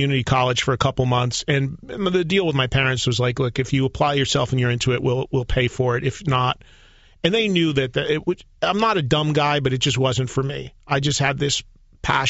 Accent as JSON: {"language": "English", "town": "Madison", "region": "New Jersey", "country": "United States", "tie": "born or raised there", "said": "My hometown in New Jersey, Madison, New Jersey, has three colleges in it."}